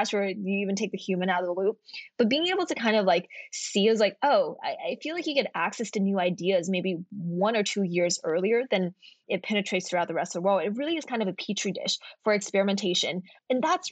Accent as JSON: {"language": "English", "region": "Kentucky", "country": "United States", "moved": "as an adult", "said": "I'm from Kentucky and I came out to Stanford for college"}